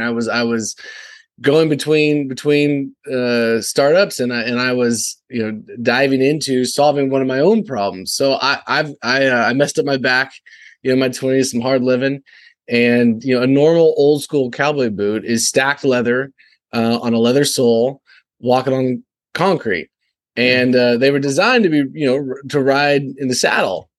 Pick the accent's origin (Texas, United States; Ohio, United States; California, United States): Texas, United States; also born or lived in San Francisco; I'm from Texas